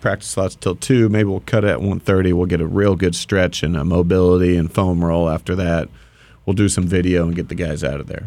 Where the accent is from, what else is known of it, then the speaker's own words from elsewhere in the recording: Dana Point, California, United States; I grew up in Dana Point